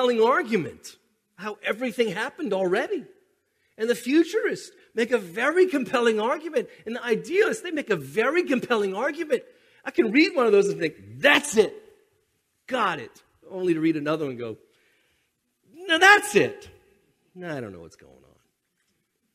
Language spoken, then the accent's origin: English; United States; we're American